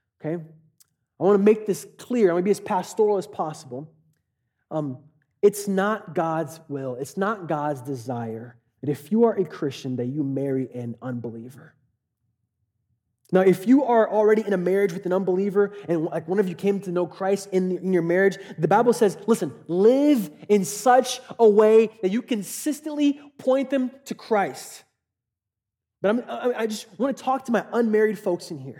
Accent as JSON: {"language": "English", "town": "Katy", "region": "Texas", "country": "United States", "tie": "born or raised there", "said": "I grew up in Katy"}